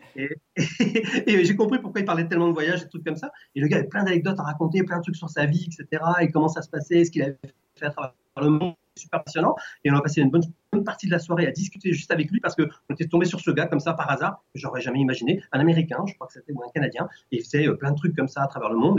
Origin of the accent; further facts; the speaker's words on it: France; je suis français